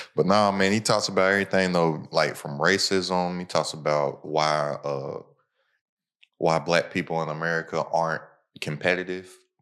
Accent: United States; my hometown is a hour away from Cincinnati, like a hour away from Louisville.

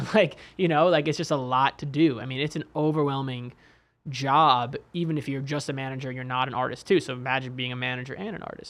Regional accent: New York City, New York, United States; now in Bay Area, United States; I actually grew up in New York City

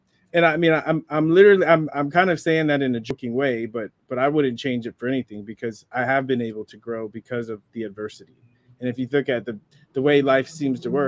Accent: San Diego, California, United States; I just love being a kid and growing up in San Diego.

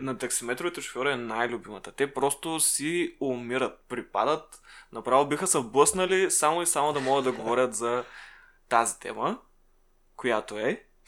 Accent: Shumen, Shumen Province, Bulgaria; в Шумен, откъдето съм аз

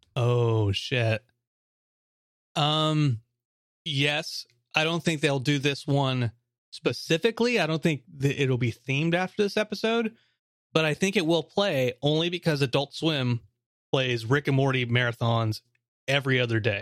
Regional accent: United States; as an American

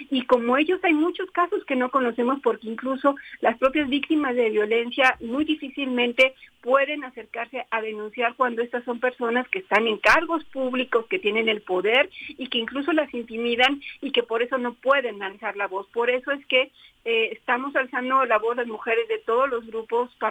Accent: Puebla, Mexico; now in Mexico City, Mexico; Yo soy poblana, pero ah. ya más chilanga que poblana. Ah. ya, ya, ya con muchos años de vivir en la Ciudad de México, pero nacida en Puebla, Puebla.

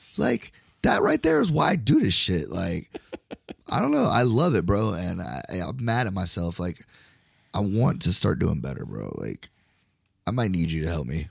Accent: Florida, United States; I'm from Florida

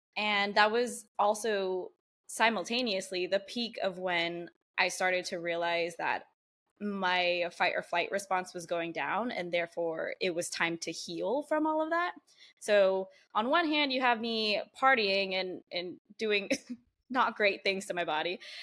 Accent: San Diego, California, United States; I grew up here in San Diego, born and raised

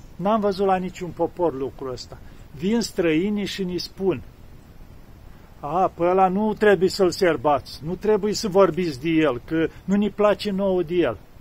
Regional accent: Romania; sunt român

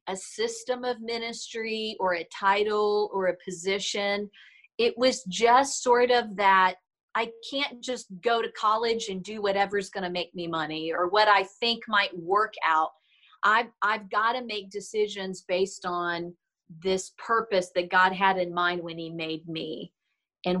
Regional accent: Kentucky, United States; we grew up in Kentucky in the South.

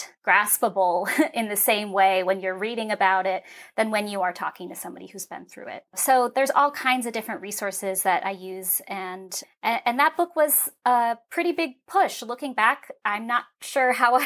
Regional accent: San Francisco, California, United States; I was a ballet dancer and I grew up in San Francisco

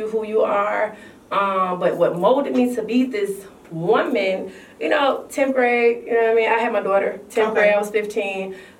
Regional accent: Atlanta, Georgia, United States; Yeah, so Bankhead, Hollywood Road is where I'm from. I'm from the west side of Atlanta. Being from the west side of Atlanta, it really shaped me.

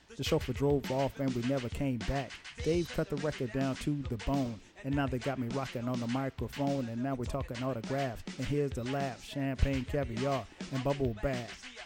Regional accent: Florence, South Carolina, United States; growing up in Florence, South Carolina, and very small place

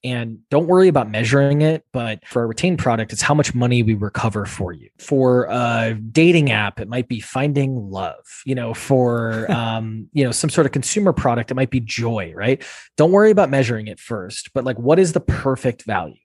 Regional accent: Wisconsin, United States; moved away as an adult; also born or lived in Boston; I grew up in Wisconsin, which is, uh, central U S in the Midwest there on farmland

